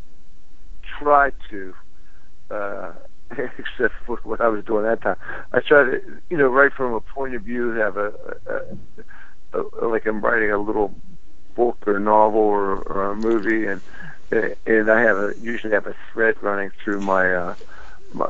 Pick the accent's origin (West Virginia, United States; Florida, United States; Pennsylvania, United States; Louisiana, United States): Pennsylvania, United States; Pittsburgh; when I grew up in Pittsburgh, there was a lot of independent AM stations